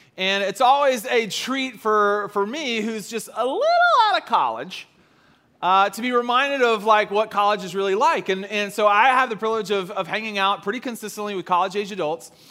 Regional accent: the South, United States; I grew up in the South.

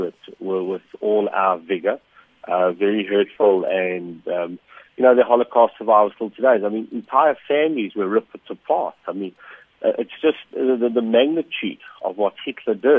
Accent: South Africa; as a South African

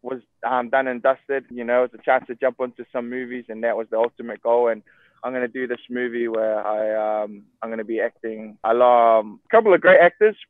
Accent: Auckland, New Zealand; moved away as an adult; now in Hawaii, United States; There's a bunch of Samoans here, bro, but they all speak a little bit different to us New Zealand Samoans.

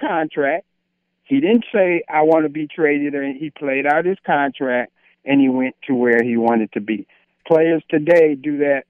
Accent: Milwaukee, Wisconsin, United States; I'm from Milwaukee

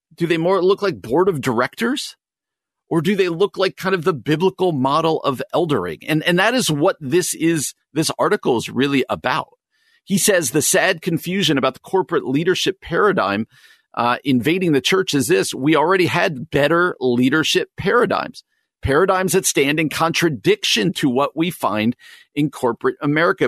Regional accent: New Jersey, United States; now in Chicago, United States; I grew up in New Jersey and now live in the Chicagoland

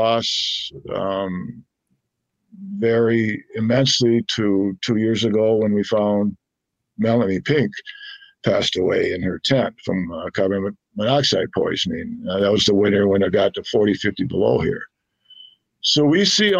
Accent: Saint Paul, Minnesota, United States; also born or lived in Fargo, North Dakota / Moorhead, Minnesota; I moved about 10 years ago back to St. Paul, which is my hometown.

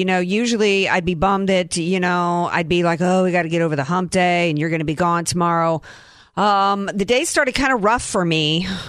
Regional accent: the South, United States; I grew up in the South, right, the Bible Belt.

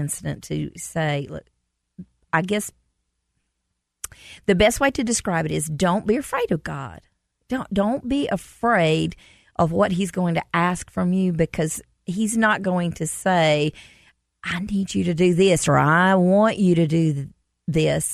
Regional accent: Commerce, United States; We did a show in Commerce, mm-hmm. my hometown

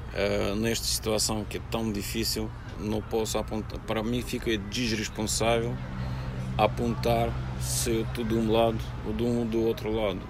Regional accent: Russia; Portuguese is a second language; moved away as an adult; now in Portugal; Se vocês perguntam se eu sou russo, sim, eu sou russo.

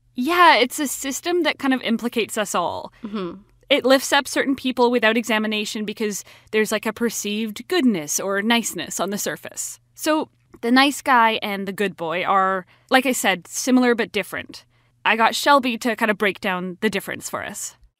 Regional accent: Vancouver, British Columbia, Canada; I'm from Vancouver

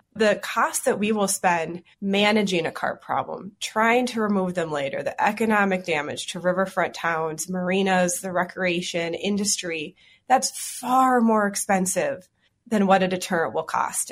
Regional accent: Twin Cities, Minnesota, United States; I grew up in the Twin Cities, and I live in Minneapolis now

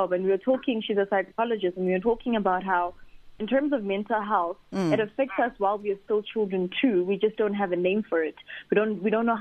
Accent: South Africa; I grew up and now I'm a South African

